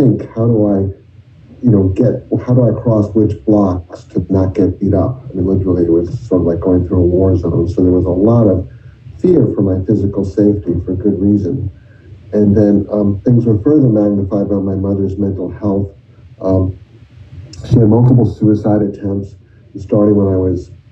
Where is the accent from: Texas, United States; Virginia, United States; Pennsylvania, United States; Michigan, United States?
Virginia, United States; I'm from Virginia